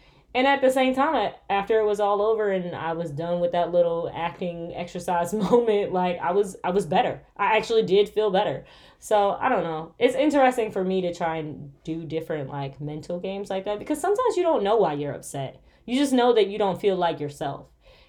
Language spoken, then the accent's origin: English; Michigan, United States; Guys, I'm from Michigan, okay? Us Michiganders, when we say cold, it be negative.